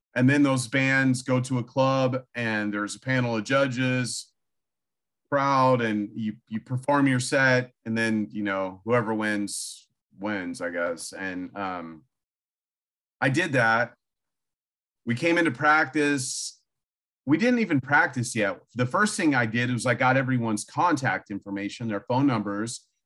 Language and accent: English; Illinois, United States; moved away; also born or lived in Austin, Texas / California; I grew up in Illinois, pretty much in a cornfield in the middle of nowhere